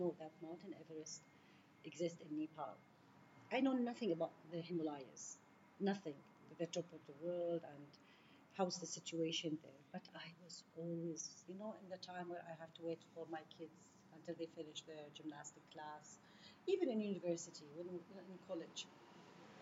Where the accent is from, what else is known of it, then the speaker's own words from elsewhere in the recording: Jordan; I'm from Jordan. We have few mountains